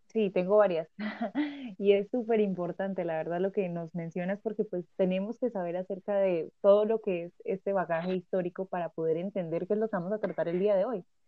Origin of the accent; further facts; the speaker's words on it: Bucaramanga, Santander, Colombia; Yo que soy de Bucaramanga